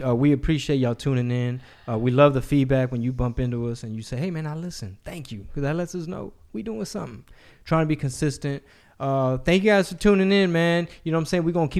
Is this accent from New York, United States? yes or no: no; New Jersey, United States; my great grandfather's from Sicily, but I mean, fuck, I'm just from New Jersey.